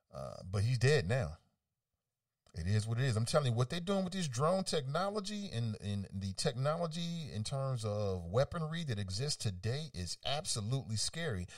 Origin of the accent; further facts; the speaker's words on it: United States; as an American